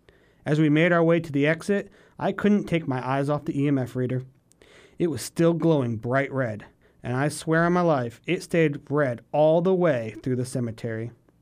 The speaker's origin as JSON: {"language": "English", "town": "Schenectady", "region": "New York", "country": "United States", "tie": "born or raised there", "said": "We visited a couple of locations which were believed to be haunted in my hometown of Schenectady, New York."}